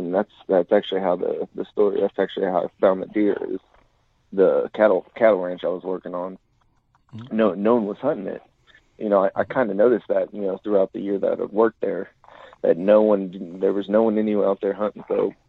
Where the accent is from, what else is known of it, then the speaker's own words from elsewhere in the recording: Oklahoma, United States; But like I said, I grew up in Central Oklahoma. I joined the Army out of high school, served 5 years.